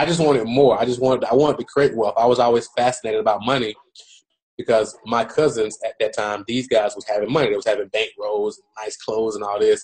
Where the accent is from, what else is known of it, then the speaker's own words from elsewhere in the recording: Atlanta, Georgia, United States; I'm from Atlanta, Georgia. My mom raised me and my two sisters by herself. I grew up in a drug infested environment